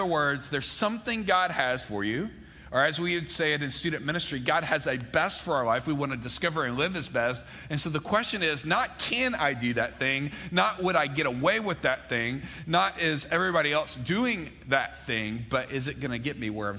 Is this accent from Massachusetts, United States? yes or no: no; Mississippi, United States; now in Georgia, United States; I grew up in Mississippi, but I didn't spend much time in Starkville.